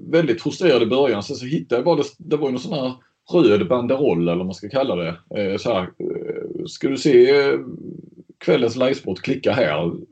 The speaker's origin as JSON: {"language": "Swedish", "region": "Skåne", "country": "Sweden", "said": "Men Ljung är ju snarare Hässleholm och Bjärnum och där, där jag kommer ifrån."}